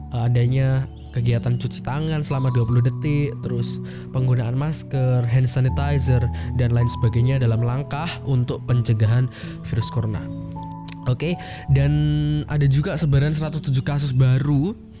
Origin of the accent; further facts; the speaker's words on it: Ponorogo, East Java, Indonesia; Ponorogo, kotaku tercinta